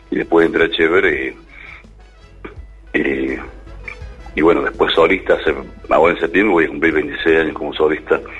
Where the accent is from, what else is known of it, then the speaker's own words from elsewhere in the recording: Río Cuarto, Córdoba, Argentina; moved away as an adult; now in Córdoba, Argentina; Yo soy de Río Cuarto.